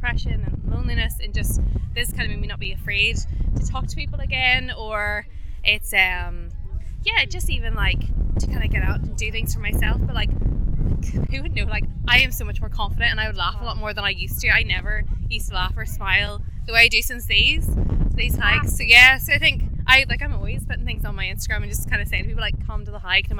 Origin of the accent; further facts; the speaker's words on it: United States; I'm originally from the States, but I've been here for 20 years, but I have five kids.